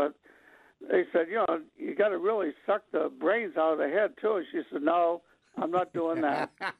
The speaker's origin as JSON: {"language": "English", "region": "Maine", "country": "United States", "said": "we're being from Maine"}